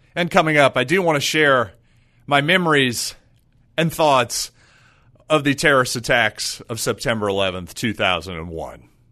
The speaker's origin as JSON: {"language": "English", "country": "United States", "said": "as an American"}